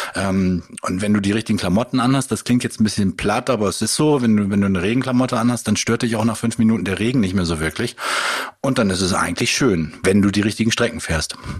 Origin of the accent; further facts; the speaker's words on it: Bad Zwischenahn, Lower Saxony, Germany; moved away as an adult; now in Jever, Germany; ich komme eigentlich aus dem Bereich Ammerland, bei Zwischenahn